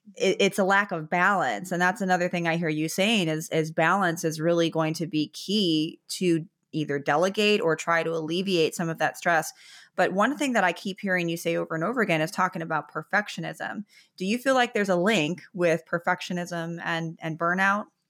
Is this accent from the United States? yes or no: yes; Chicago, Illinois, United States; now in Florida, United States; I'm from Chicago, and I live in Florida now